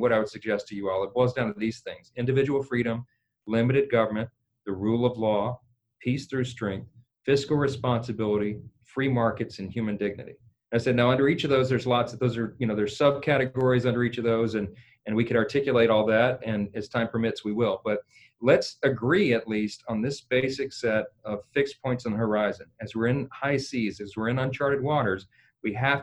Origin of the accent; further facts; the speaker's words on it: northern Louisiana, United States; I'm from Louisiana. I'm from the north part of the state, but we're a coastal state